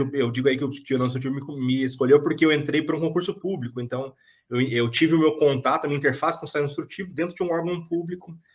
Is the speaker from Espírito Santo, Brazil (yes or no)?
no; São José dos Campos, São Paulo, Brazil; Eu sou de São José dos Campos